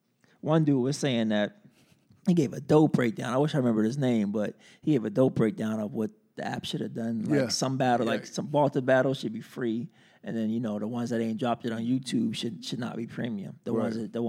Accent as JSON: {"language": "English", "region": "East Coast", "country": "United States", "said": "I'm from the East Coast"}